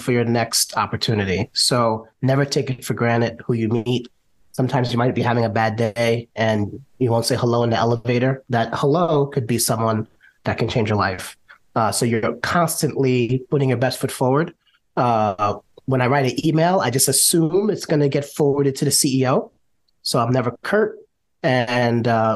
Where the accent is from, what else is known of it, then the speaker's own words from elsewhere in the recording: New York, United States; I'm born and raised in New York.